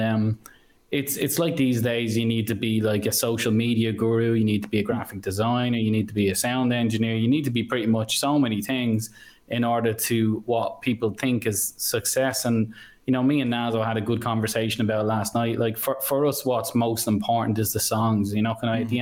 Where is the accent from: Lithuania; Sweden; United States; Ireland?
Ireland; moved away; I'm from mm. Ireland